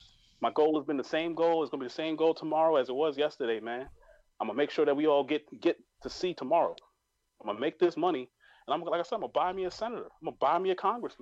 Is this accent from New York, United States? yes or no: yes; New York, United States; I'm from New York